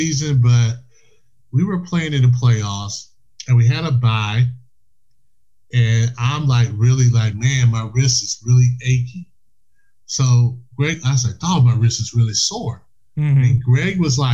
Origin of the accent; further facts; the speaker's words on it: South Carolina, United States; I was from South Carolina